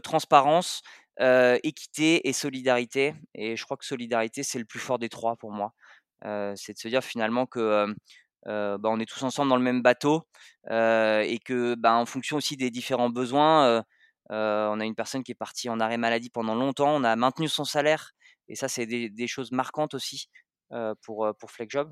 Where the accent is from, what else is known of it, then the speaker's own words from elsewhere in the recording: Savoy, Auvergne-Rhône-Alpes, France; je suis savoyard d'origine, euh, fan de ces origines-là